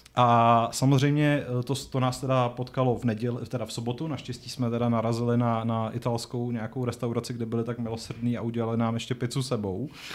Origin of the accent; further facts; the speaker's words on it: Strakonice, South Bohemian Region, Czechia; moved away; jsem původem ze Strakonic